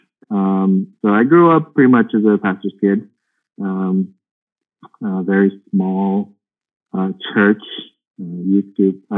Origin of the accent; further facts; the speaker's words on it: Pittsburgh, Pennsylvania, United States; I grew up in Pittsburgh